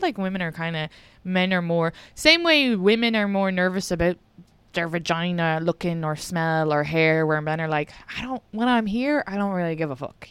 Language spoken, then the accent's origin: English; Ireland; now in United States; I'm from Ireland and an immigrant